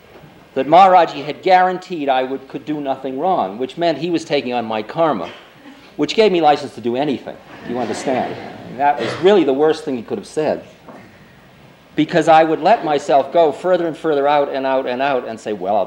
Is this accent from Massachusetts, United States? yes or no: yes; Boston, Massachusetts, United States; accent: Boston; my Boston accent